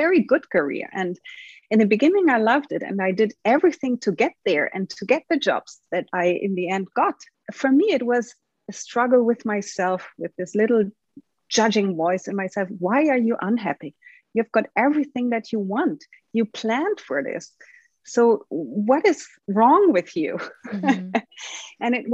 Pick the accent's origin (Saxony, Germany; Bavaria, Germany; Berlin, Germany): Bavaria, Germany; Munich; moved away as an adult; also born or lived in Rio de Janeiro, Brazil; Now I'm juggling my life between Munich, my hometown, where I still have my mother and my old friends, and Brazil, Rio de Janeiro.